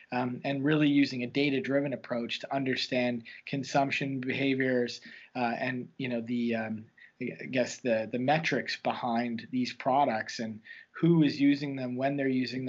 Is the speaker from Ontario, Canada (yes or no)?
no; Dartmouth, Nova Scotia, Canada; Growing up in Halifax, in Dartmouth, actually, the dark side, as it's referred to, we had similar issues